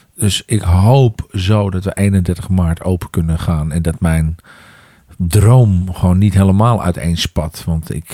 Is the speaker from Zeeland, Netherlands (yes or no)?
no; Amsterdam, North Holland, Netherlands; in mijn geboorte, eh, waar mijn geboortegrond eh, is, in Amsterdam Noord